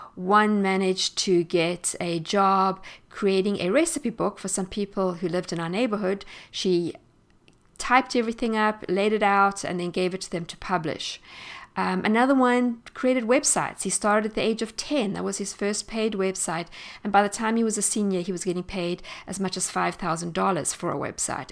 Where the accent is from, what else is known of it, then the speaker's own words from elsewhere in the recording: South Africa; moved away as an adult; I am South African, and I grew up there and spent most of my life in South Africa.